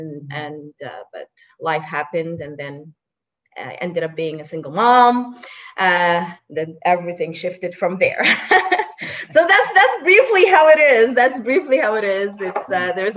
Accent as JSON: {"language": "English", "country": "Saudi Arabia", "tie": "born or raised there", "also_born_or_lived": "Sudan / Egypt", "second_language": "English", "moved": "as an adult", "lives_now": "Toronto, Canada", "said": "I didn't grow up in Sudan. I actually grew up in the Middle East. So I grew up in Saudi Arabia."}